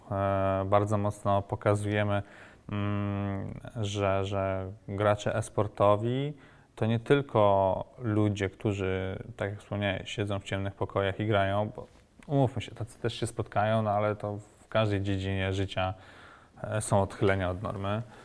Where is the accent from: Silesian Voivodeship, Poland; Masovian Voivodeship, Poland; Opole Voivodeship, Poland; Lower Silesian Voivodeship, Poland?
Masovian Voivodeship, Poland; Warsaw; W Warszawie, skąd pochodzę